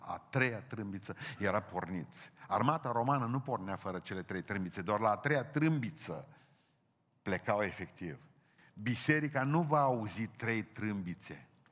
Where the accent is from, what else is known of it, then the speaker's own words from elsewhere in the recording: Romania; noi cu românii